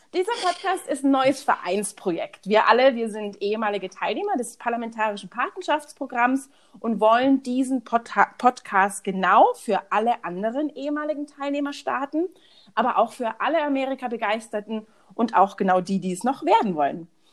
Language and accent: German; Munich, Bavaria, Germany; also born or lived in Houston, Texas; ich bin aus München